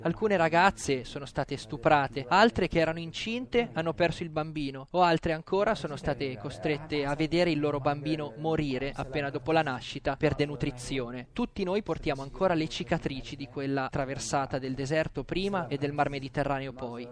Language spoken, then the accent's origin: Italian; Eritrea; moved away as an adult; also born or lived in Sudan; now in Italy; vengo dall'Eritrea. Sono scappato dal mio paese